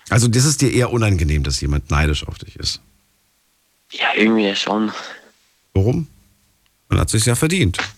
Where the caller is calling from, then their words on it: Linz am Rhein, Rhineland-Palatinate, Germany; Ich komme hier aus Linz am Rhein. Das ist zwischen Bonn und Koblenz.